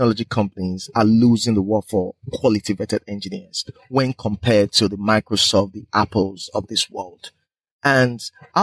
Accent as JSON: {"language": "English", "region": "Edo", "country": "Nigeria", "also_born_or_lived": "United Kingdom / Aberdeen, Scotland", "moved": "as an adult", "said": "I'm originally from Nigeria"}